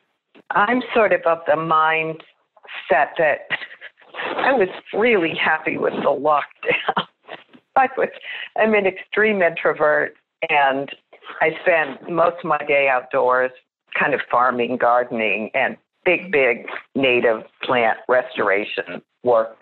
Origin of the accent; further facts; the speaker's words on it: Canada; now in United States; And I live in America. I was born in Canada, and I feel this cultural difference here